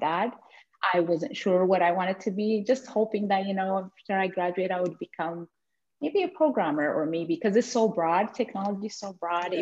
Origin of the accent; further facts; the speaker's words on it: Ethiopia; moved away as an adult; now in Blaine, United States; came from a place where there isn't snow, as I came from Ethiopia